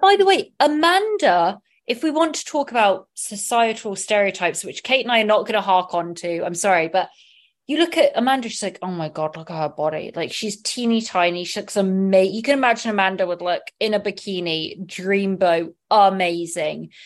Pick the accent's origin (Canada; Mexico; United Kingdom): United Kingdom; England; moved away as an adult; now in Los Angeles, United States; I did grow up loving being in England, loving being English, but also wanting to be in America